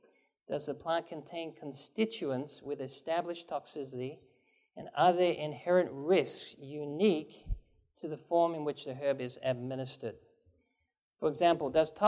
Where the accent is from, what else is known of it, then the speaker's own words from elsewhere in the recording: England, United Kingdom; moved away; also born or lived in Japan; grew up in England, and I grew up on green tea. And I lived in Japan